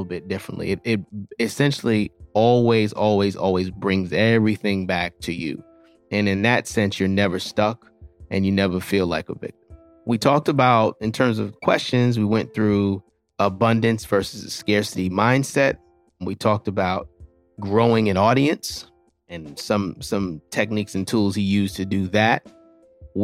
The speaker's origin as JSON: {"language": "English", "town": "New York City", "region": "New York", "country": "United States", "tie": "born or raised there", "said": "I'm also born and raised in Brooklyn"}